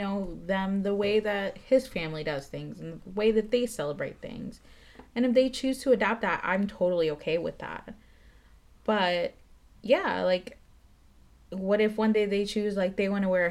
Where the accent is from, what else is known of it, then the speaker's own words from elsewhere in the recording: Metairie, Louisiana, United States; also born or lived in Nicaragua; I grew up in Fat City